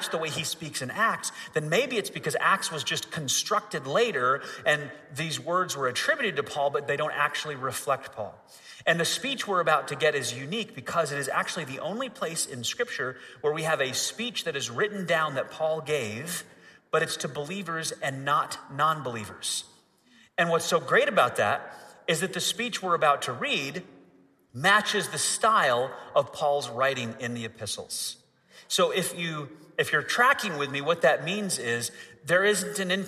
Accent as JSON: {"language": "English", "region": "Michigan", "country": "United States", "tie": "born or raised there", "also_born_or_lived": "Florida", "moved": "yes", "said": "I grew up in Michigan, so I'm kind of used to this cold weather"}